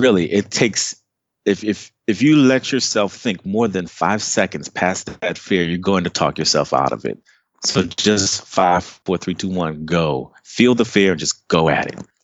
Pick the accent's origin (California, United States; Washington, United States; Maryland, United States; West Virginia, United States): Maryland, United States; Takoma Park; moved away as an adult; also born or lived in Trinidad and Tobago (family origin); now in Dallas, United States; I was born and raised right outside of D C in a city called Tacoma Park, Maryland.